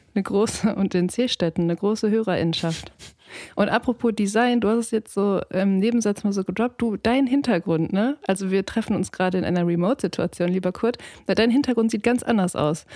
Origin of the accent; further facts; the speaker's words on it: Ruhr area, North Rhine-Westphalia, Germany; ich bin im Ruhrgebiet aufgewachsen